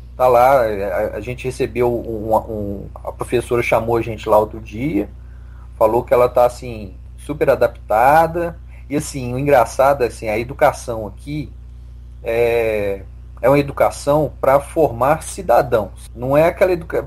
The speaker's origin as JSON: {"language": "Portuguese", "town": "Belo Horizonte", "region": "Minas Gerais", "country": "Brazil", "moved": "as an adult", "lives_now": "Victoria, Canada", "said": "eu sou de Belo Horizonte"}